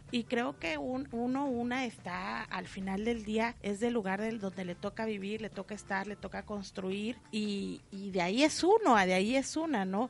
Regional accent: Cintalapa, Chiapas, Mexico; yo nací en Cintalapa y parte de mi familia es de Arriaga

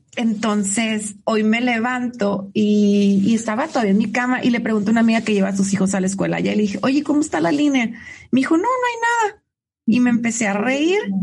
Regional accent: Tijuana, Baja California, Mexico; un tijuanense, que así nos dicen

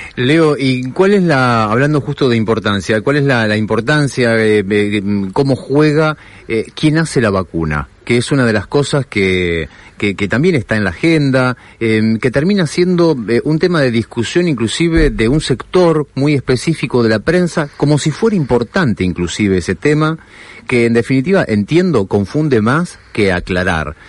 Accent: Argentina; como pueblo argentino

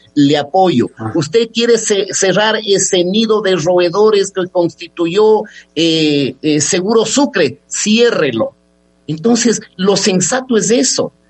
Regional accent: Ecuador; somos ecuatorianos

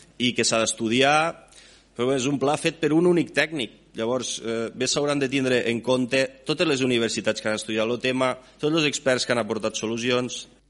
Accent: Ebro Delta, Catalonia, Spain; la meva terra

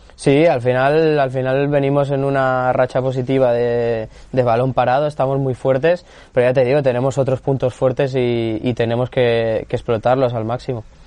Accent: Barcelona, Catalonia, Spain; now in Almería, Spain; yo, soy de Barcelona

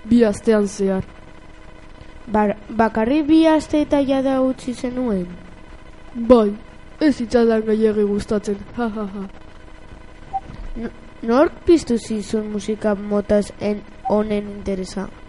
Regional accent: Frankfurt, Hesse, Germany; born there; Frankfurten jaio nintzen, Alemanian.

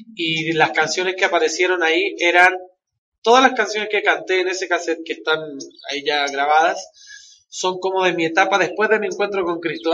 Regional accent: Valparaíso, Chile; moved away as an adult; now in Guadalajara, Mexico; Yo soy de una ciudad de Chile que se llama Valparaíso

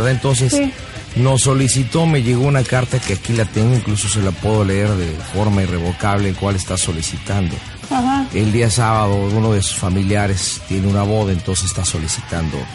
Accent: Zitácuaro, Michoacán, Mexico; yo soy de Citácuaro, Michoacán. Este, el próximo 30 y 31 es la Feria del Pueblo.

